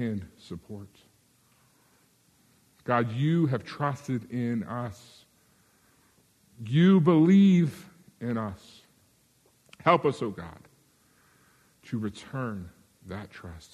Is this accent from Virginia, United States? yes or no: yes; Virginia, United States; moved away; I grew up in Virginia, we would say y'all